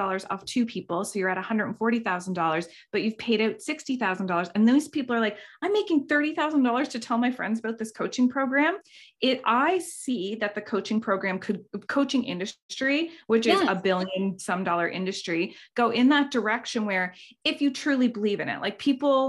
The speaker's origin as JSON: {"language": "English", "country": "Canada", "said": "We're all Canadian here"}